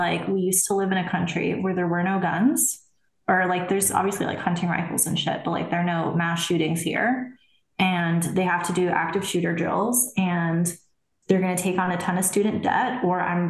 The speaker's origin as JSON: {"language": "English", "country": "Germany", "tie": "born or raised there", "moved": "yes", "said": "I was born in Germany"}